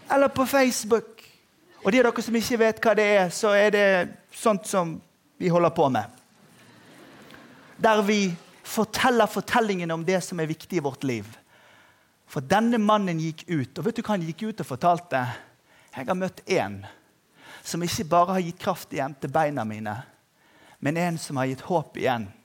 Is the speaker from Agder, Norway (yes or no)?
yes; Agder, Norway; Og så skal vi være tro, trofast mot det at vi er sørlendinger